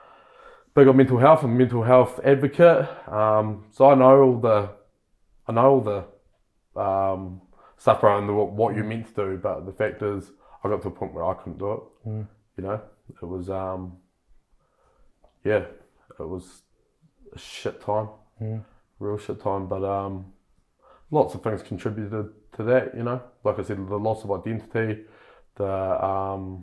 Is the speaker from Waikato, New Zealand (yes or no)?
no; Kaiapoi, Canterbury, New Zealand; I'm born and bred in Kaipoi to my lovely parents who are still together.